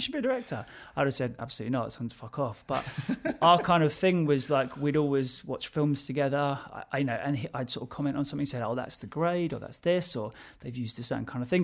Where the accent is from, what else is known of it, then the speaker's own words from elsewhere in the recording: London, United Kingdom; So I'm from Southwest London. I still live in Southwest London.